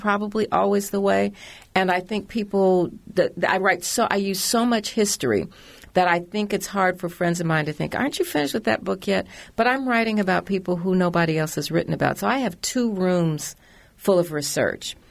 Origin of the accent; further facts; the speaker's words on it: Indianapolis, Indiana, United States; moved away; also born or lived in Washington; I grew up in Indianapolis